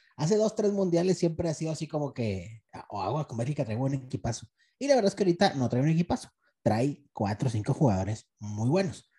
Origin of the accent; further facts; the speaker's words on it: Mexico; yo soy mexicano